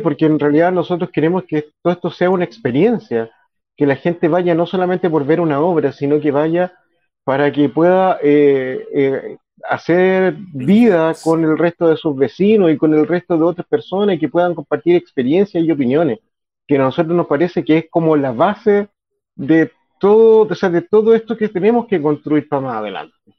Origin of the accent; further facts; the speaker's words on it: Chile; somos como chilenos